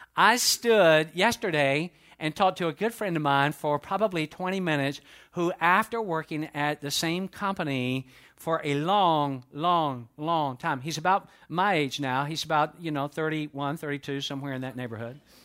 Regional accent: United States; I was born within the, uh, continental United States, therefore I, I, I'm an American

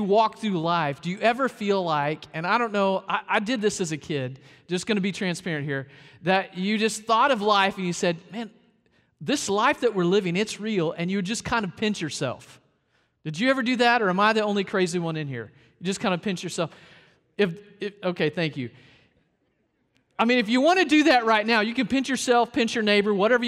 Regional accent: Arkansas, United States; also born or lived in South Carolina; now in Florida, United States; but I was born in Arkansas, raised a little bit in Arkansas, moved to South Carolina, and here in Florida

